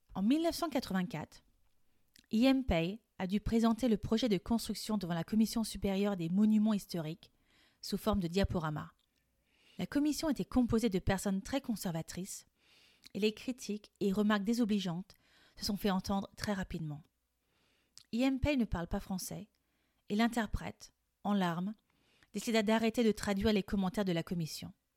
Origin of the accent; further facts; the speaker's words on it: France; Je suis française et coach de français